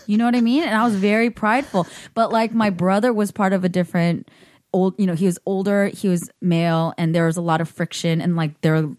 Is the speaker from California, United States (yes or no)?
yes; Bay Area, California, United States; I grew up in the Bay Area.